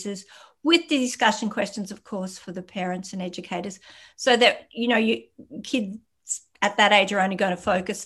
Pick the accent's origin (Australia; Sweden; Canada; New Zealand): Australia; we are Australian